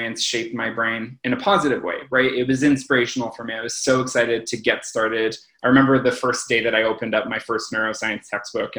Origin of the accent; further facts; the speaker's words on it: Toronto, Ontario, Canada; moved away as an adult; now in Montreal, Canada; I'm originally from Toronto. I moved to Montreal to actually do my PhD in neuroscience.